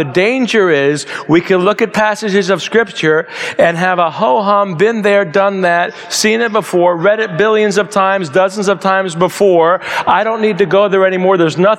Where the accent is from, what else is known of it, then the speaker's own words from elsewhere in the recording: New Jersey, United States; moved away; also born or lived in New York; I was born in New York and raised in New Jersey.